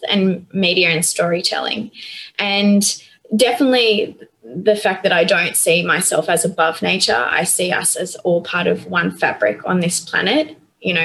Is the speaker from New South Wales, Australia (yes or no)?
yes; Northern Rivers, New South Wales, Australia; moved away; I grew up on the northern rivers with paddocks to the horizon